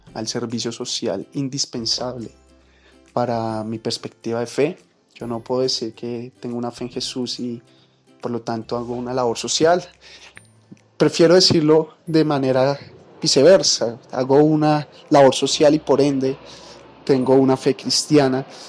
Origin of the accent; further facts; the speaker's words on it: Colombia; also born or lived in Bogotá; soy de Colombia, colombiano por, porque tocó